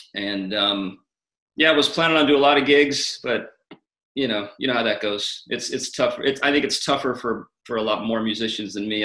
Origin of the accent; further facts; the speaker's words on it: California, United States; also born or lived in Atlanta, Georgia; now in Carlsbad, United States; I'm mainly from California. Okay. I was I was born in Georgia